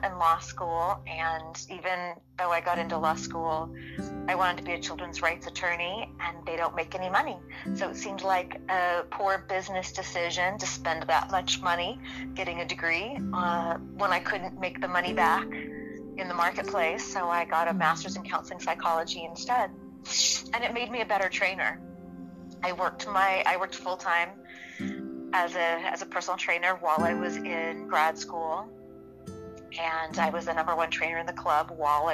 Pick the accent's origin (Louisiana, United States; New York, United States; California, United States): California, United States; Los Angeles; I've been born and raised in Southern California. Been here my whole life. And I grew up at the beach